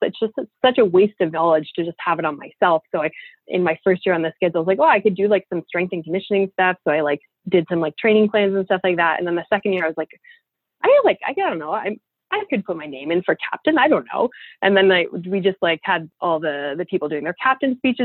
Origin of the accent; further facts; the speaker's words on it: Ottawa, Ontario, Canada; we're from Ottawa, so we also speak French.